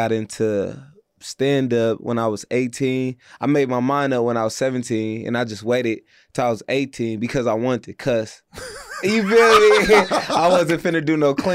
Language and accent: English; Oakland, California, United States; I'm from the Bay Area, Oakland, California